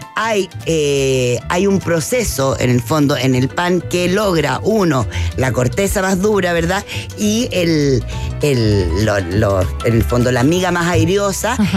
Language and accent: Spanish; Chile; now in Mexico; soy de chilena, como buena chilena